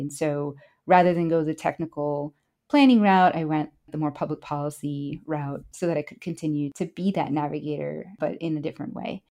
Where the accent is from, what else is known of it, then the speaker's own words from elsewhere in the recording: Chicago, Illinois, United States; first language Spanish; I grew up in Chicago and my mother was an undocumented immigrant from Honduras, Central America.